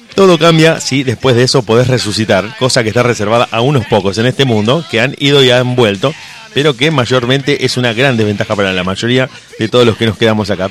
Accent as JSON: {"language": "Spanish", "country": "Argentina", "said": "somos como argentinos"}